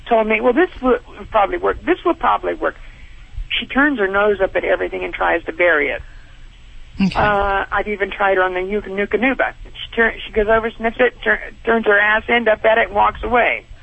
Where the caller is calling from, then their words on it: Monterey Park, California, United States; I'm calling from California, Monterey Park.